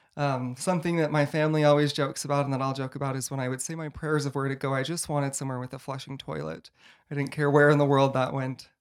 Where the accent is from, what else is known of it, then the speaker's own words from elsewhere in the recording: Boise, Idaho, United States; I grew up in Boise, Idaho, so just not too far away